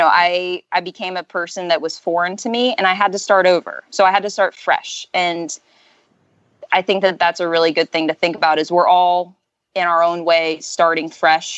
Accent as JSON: {"language": "English", "area": "Orlando and Ocala area", "region": "Florida", "country": "United States", "lives_now": "Tallahassee, United States", "said": "I'm in Tallahassee, Florida, and I'm from Orlando and Ocala area"}